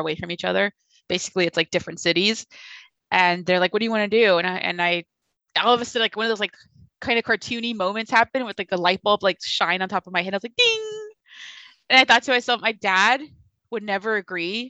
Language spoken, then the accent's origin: English; Mexico; moved away; I'm from Mexico, too